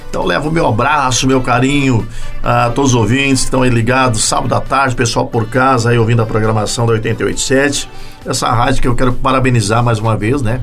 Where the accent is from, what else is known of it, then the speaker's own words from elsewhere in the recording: Tuparendi, Rio Grande do Sul, Brazil; Eu sou daquela região, sou natural de Tuparendi